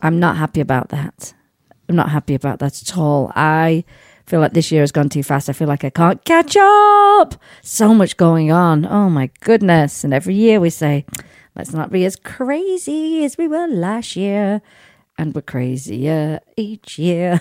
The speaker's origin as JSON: {"language": "English", "country": "United Kingdom", "moved": "yes", "lives_now": "United States", "said": "I'm a British subject. So I use my British passport"}